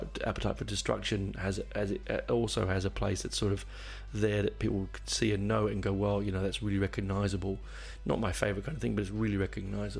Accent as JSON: {"language": "English", "town": "Barnet", "region": "London", "country": "United Kingdom", "tie": "born or raised there", "said": "I grew up in Barnet. I was born in Barnet, which is a suburb of London"}